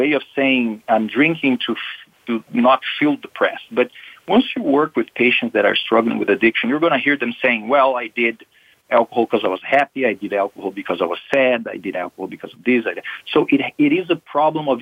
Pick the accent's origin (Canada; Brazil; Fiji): Brazil; moved away as an adult; now in United States; I'm from Brazil